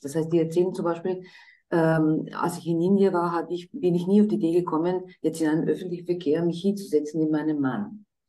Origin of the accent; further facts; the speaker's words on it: Croatia; moved away; ich komme selber aus Kroatien und bin eigentlich aus einer gemischten Ehe